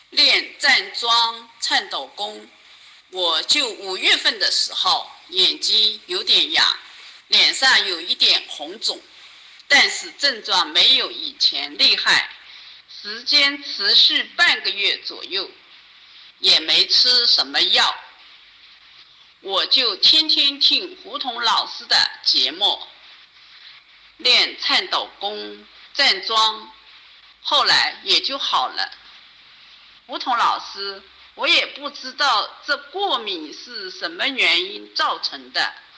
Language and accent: Chinese; Zhejiang, China; 我来自浙江